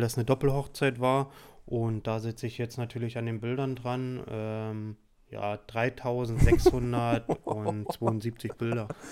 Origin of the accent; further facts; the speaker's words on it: Saxony, Germany; now in Heidelberg, Germany; ich komme ja auch aus Sachsen ursprünglich